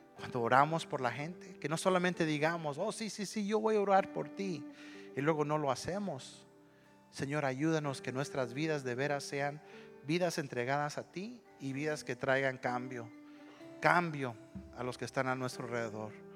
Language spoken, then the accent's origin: Spanish; Monterrey, Nuevo León, Mexico; Yo soy de Monterrey